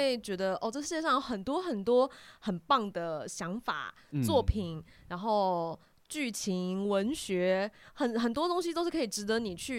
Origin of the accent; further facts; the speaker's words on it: Keelung, Taiwan; 我不是台北人，我是基隆人。